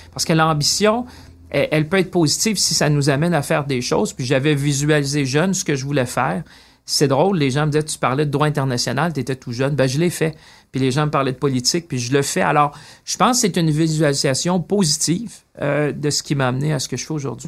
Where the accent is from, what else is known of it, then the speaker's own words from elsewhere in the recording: Shawinigan, Quebec, Canada; moved away as an adult; also born or lived in Paris / London; je viens de Shawinigan